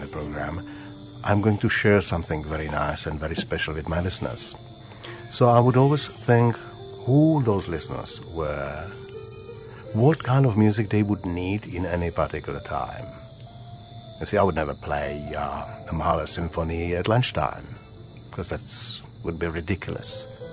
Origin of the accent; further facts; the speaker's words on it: Bohemia, Czechia; English is a second language; moved away as an adult; also born or lived in Sydney, Australia / Adelaide, Australia; now in Australia; I was born in Bohemia.